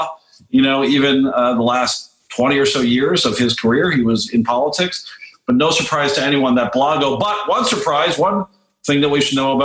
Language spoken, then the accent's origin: English; Canada; now in United States; up in my home country where you are